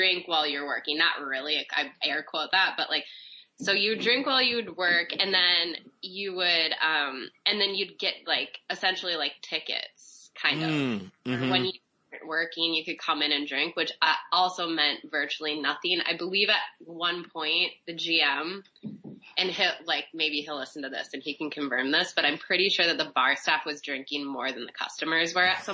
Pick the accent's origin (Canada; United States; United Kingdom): United States; Minnesota; I worked at this place in my hometown in Minnesota